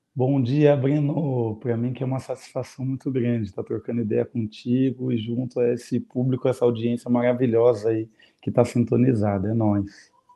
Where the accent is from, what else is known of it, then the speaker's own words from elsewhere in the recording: Curitiba, Paraná, Brazil; eu vou falar da minha experiência enquanto curitibano e paranaense